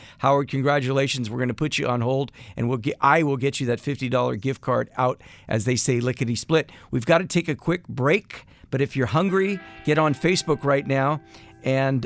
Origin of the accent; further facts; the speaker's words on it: Athens, Attica, Greece; I was born in Athens, Greece